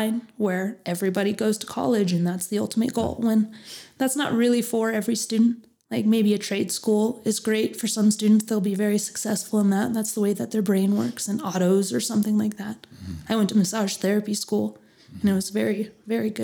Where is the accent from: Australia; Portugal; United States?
United States; Phoenix, Arizona; moved away as an adult; now in Flagstaff, United States; I grew up in Phoenix